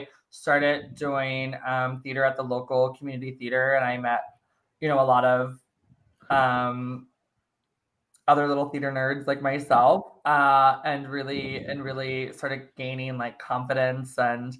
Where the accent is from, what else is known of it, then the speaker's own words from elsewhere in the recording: Maryland, United States; now in New York, United States; I moved right after high school, but I'm originally from Maryland.